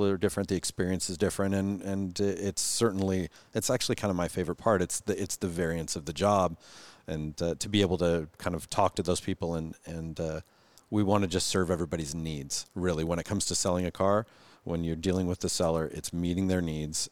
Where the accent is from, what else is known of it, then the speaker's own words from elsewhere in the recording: Renton, Washington, United States; I grew up in Renton, went to Hazen High School, you know, just a local guy